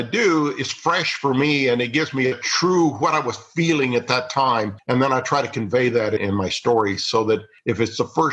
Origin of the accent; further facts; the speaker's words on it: Missouri, United States; I grew up in Missouri